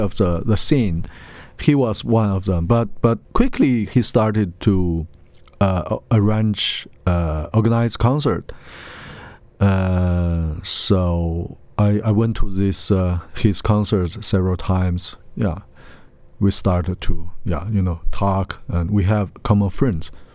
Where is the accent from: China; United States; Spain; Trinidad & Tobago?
China; Lanzhou, Gansu; Lanzhou. It's my hometown.